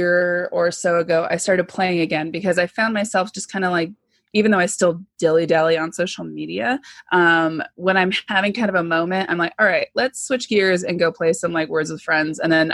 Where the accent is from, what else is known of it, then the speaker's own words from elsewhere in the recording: Southern California, United States; I grew up in Southern California